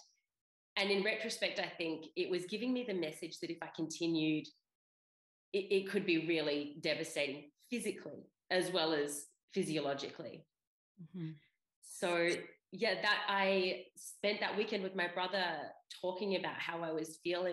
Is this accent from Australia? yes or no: yes; Australia; moved away as an adult; also born or lived in Europe; I grew up in Australia.